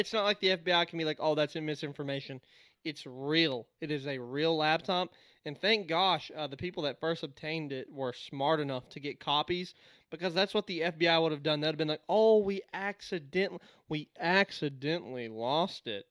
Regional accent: United States; as an American

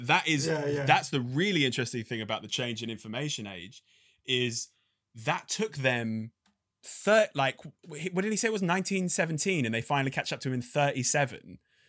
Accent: London, United Kingdom; I'm a proper Londoner, man. Do you know what I mean? Like, I grew up in South London.

